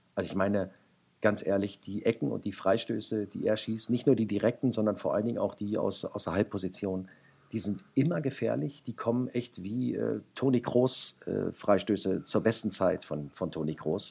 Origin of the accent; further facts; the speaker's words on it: Wolfsburg, Lower Saxony, Germany; ich bin gebürtiger Wolfsburger